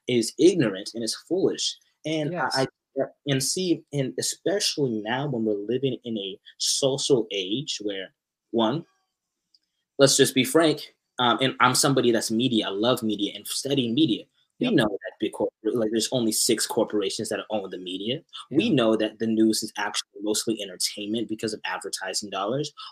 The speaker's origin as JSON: {"language": "English", "town": "Arlington", "region": "Texas", "country": "United States", "tie": "born or raised there", "also_born_or_lived": "Irving, Texas", "moved": "as an adult", "lives_now": "Canada", "said": "I'm from Dallas. I'm from the Arlington area, but I went to school in Irving and Las Colinas for like a very long period of time."}